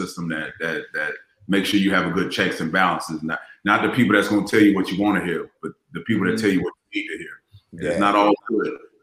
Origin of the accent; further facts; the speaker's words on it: Largo, Florida, United States; accent: Florida; moved away as an adult; also born or lived in Maryland; no one could understand my Florida accent